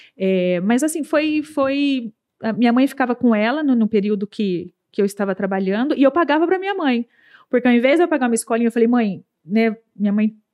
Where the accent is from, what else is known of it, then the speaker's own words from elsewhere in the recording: Campinas, São Paulo, Brazil; eu nasci naquela região, estudei naquela região